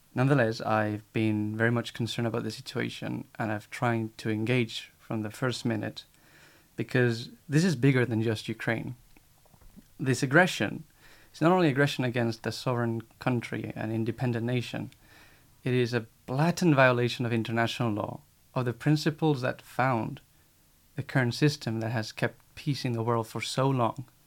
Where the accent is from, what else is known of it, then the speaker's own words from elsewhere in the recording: Spain; now in Paris, France; I am from Spain, 23 years old